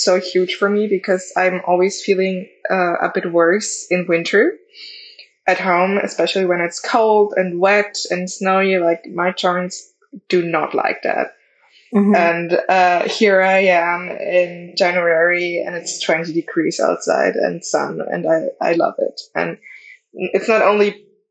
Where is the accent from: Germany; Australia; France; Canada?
Germany; I'm in Europe and I'm from Germany